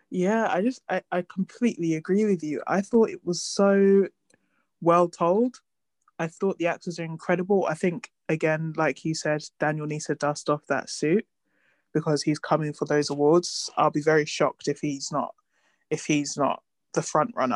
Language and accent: English; United Kingdom; we grew up in Britain, and they teach us more about American Black history than British Black history